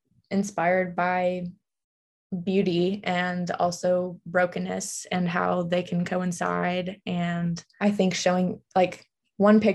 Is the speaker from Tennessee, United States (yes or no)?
yes; Nashville, Tennessee, United States; moved away as an adult; now in Kentucky, United States; I'm from Nashville, Tennessee.